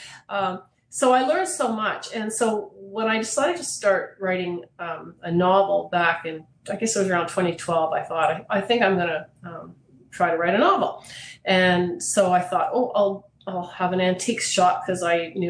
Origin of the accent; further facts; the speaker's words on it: Toronto, Ontario, Canada; I grew up in Toronto. I was born and raised there, educated there